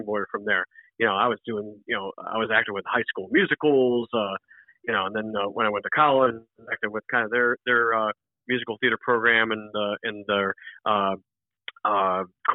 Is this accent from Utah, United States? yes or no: no; Cleveland, Ohio, United States; now in Florida, United States; I'm originally from Cleveland, Ohio, even though I live in Florida now, and we live right by Cleveland Hopkins International Airport